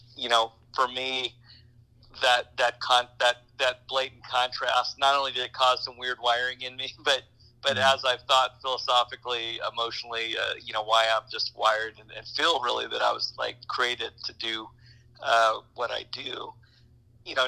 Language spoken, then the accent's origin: English; Germany; moved away; growing up in Europe